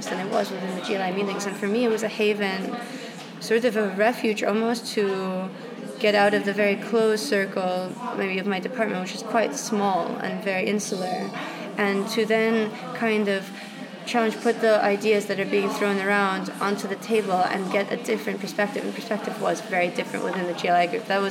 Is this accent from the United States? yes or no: no; Russia; moved away; I was brought up in Russia